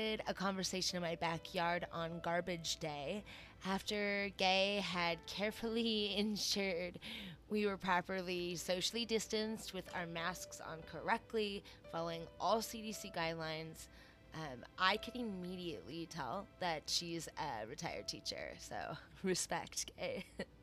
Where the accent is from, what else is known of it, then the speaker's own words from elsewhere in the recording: Minnesota, United States; my home state of Minnesota